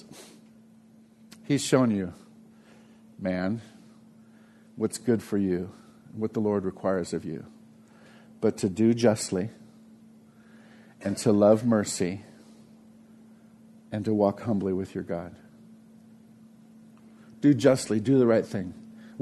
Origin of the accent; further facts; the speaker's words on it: United States; I'm 100% American. I'm an American.